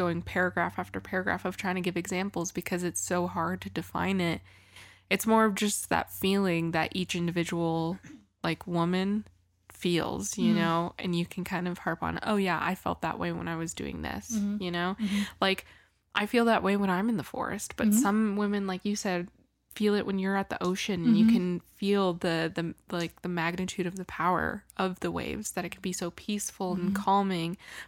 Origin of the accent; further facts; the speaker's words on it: Washington, United States; I was born in Washington, so I love the ocean.